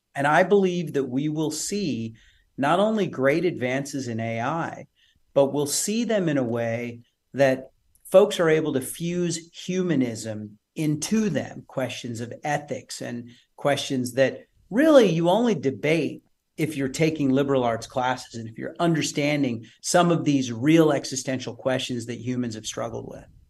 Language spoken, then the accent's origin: English; Odessa, Texas, United States; moved away as an adult; also born or lived in San Francisco; I'm from West Texas, Odessa